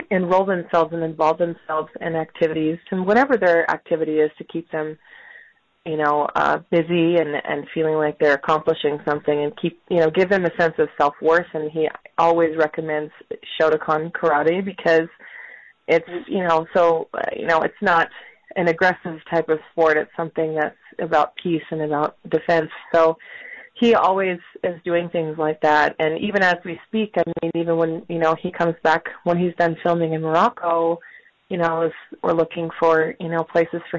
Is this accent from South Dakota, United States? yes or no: yes; South Dakota, United States; born there; I was born in South Dakota, in the United States.